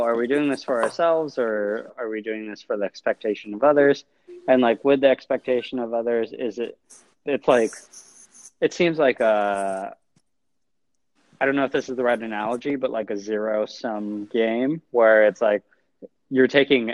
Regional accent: California, United States; now in New York, United States; I am from California, but now I'm in New York

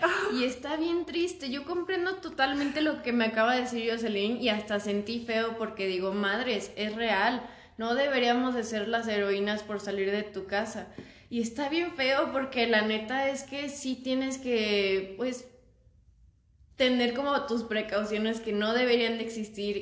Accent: Mexico; no soy de México, pero pues toda mi vida he estado aquí

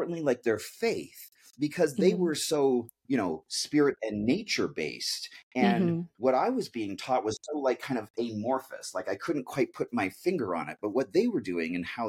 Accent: Canada; we grew up outside of British Columbia.

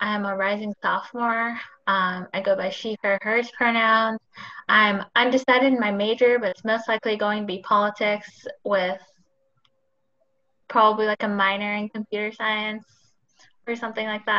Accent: Los Angeles, California, United States; also born or lived in India; I was born in India, and I came to Los Angeles when I was 4, and I grew up in Los Angeles. So I consider myself Asian American because I grew up in America, but I did grow up in an Asian household

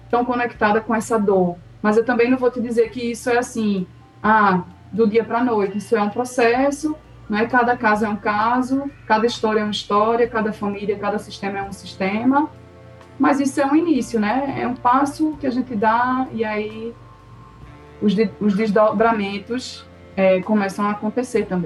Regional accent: Northeast Region, Brazil; born there; bem, sou brasileira. E agora nasci, estou no Nordeste, nasci aqui, ok.

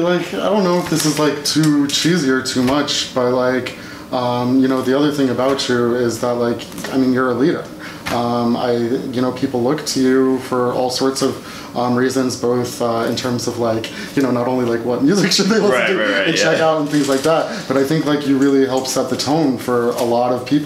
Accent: Nashville, Tennessee, United States; also born or lived in Massachusetts / England; and then I mostly tell people I'm from Tennessee because that's the longest I spent anywhere as a kid. So I moved to Nashville when I was in fifth grade and stayed there through high school.

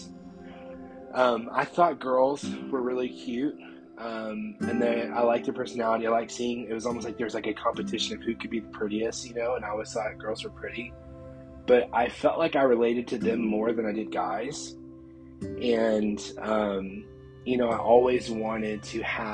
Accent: Columbus, Georgia, United States; I grew up in the Bible Belt. Like, you know, Columbus, Georgia is the Bible Belt of truth

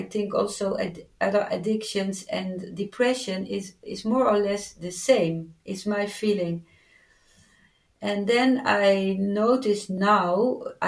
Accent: Netherlands

